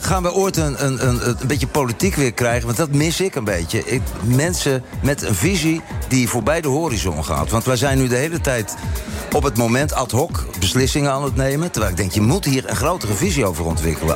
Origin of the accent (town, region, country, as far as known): Netherlands; now in Cape Town, South Africa